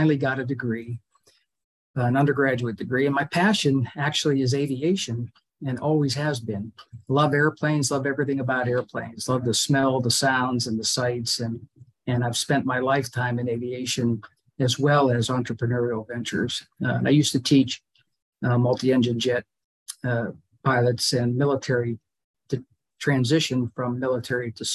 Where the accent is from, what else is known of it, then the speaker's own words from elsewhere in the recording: Pittsburgh, Pennsylvania, United States; moved away as an adult; also born or lived in Miami / Florida; I grew up in Pittsburgh. I moved to Miami to go to college